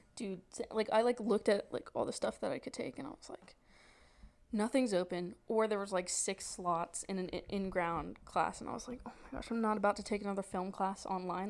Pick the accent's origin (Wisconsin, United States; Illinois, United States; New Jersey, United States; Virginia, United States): Virginia, United States; moved away as an adult; where are you from i'm like oh virginia